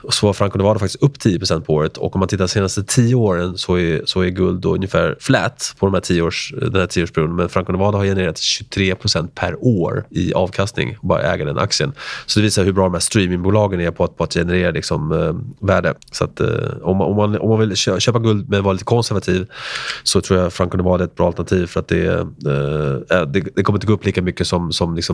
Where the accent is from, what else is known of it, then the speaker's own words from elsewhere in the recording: Argentina; born there; jag är född i Argentina som …